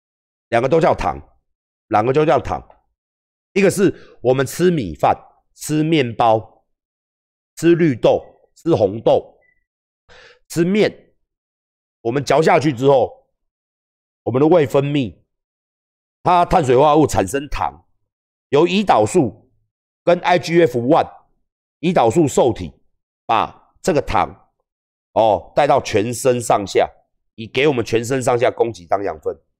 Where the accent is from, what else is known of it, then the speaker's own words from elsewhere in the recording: Tainan, Taiwan; 我们台南人吃糖是很自傲的事。